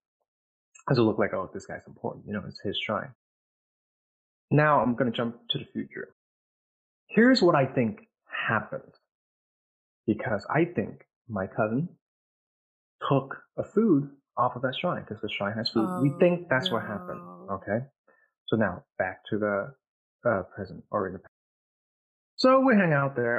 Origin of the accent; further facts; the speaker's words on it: Vietnam; moved away; I'm from Vietnam, by the way. That's where I was born